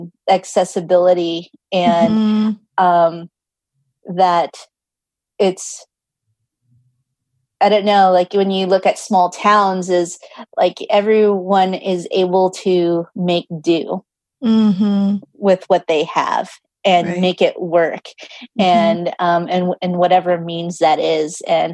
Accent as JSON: {"language": "English", "country": "United States", "tie": "born or raised there", "said": "And growing up in American culture, it's like being driven for this success versus like when I go back to the Philippines"}